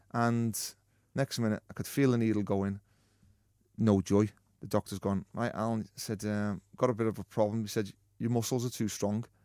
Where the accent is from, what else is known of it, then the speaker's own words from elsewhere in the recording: Liverpool, North West England, United Kingdom; a young lad growing up in Liverpool